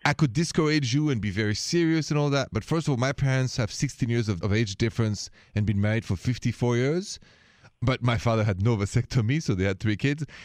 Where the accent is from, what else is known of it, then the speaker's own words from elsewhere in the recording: France; accent: thick French; now in United States; I'm from France. You hear that thick accent